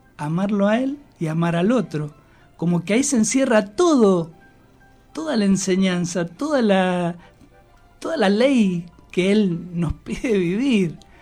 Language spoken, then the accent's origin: Spanish; Argentina; en Argentina somos tan afectos a la amistad, a los vínculos, al fútbol